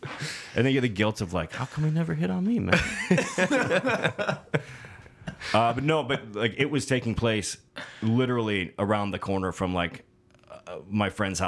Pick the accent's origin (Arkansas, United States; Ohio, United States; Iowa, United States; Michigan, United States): Michigan, United States; Detroit